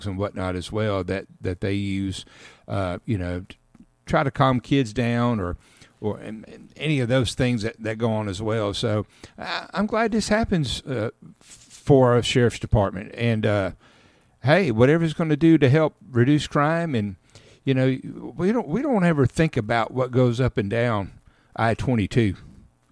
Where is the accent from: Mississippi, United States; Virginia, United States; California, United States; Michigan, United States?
Mississippi, United States; Caledonia; I grew up in Caledonia, Mississippi, just outside of Columbus and Columbus Air Force Base